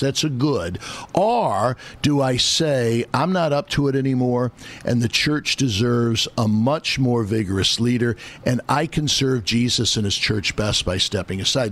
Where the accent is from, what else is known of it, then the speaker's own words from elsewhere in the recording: Midwest, United States; now in New York, United States; I'm from the Midwest.